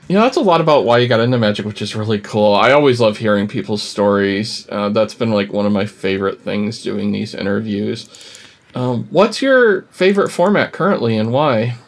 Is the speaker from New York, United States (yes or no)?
yes; upstate New York, United States; I grew up in upstate New York too